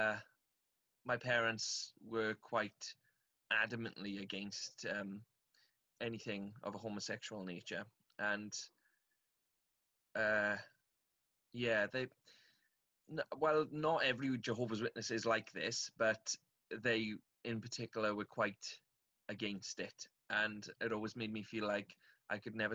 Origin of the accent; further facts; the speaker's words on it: Aberdare, Wales, United Kingdom; I'm from South Wales in the UK, from a little town called Aberdare. I had a really nice childhood, actually